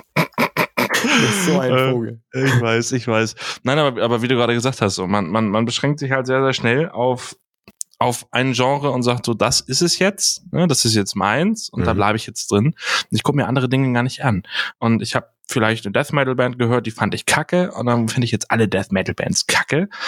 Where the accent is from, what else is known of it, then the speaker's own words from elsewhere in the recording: Hamburg, Germany; Ich bin Hamburger